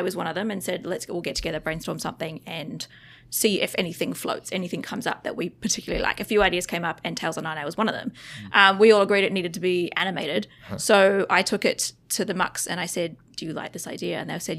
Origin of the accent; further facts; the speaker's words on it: Australia; also born or lived in New Zealand / Vietnam; I grew up in Australia and New Zealand. And then I actually also spent about 3 years in Vietnam.